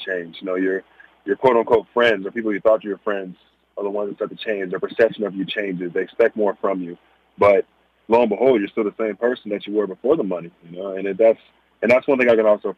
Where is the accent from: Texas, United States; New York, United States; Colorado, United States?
Texas, United States; Bedford; Bedford, Texas, where I'm from, it's what made me. It's where I grew up.